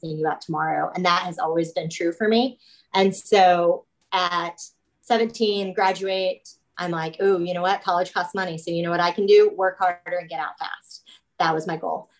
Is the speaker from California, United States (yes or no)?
no; Kansas, United States; I'm not even in Kansas City. I'm just in Kansas. That's our state. Yeah. So I grew up in a town of like 2,500 people.